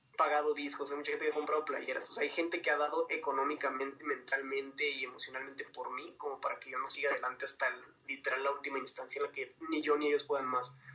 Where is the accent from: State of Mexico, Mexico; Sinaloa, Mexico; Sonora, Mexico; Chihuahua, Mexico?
Chihuahua, Mexico; Ciudad Juárez; moved away as an adult; now in Mexico City, Mexico; soy de Ciudad Juárez, entonces realmente la mitad de mi vida la crecí allá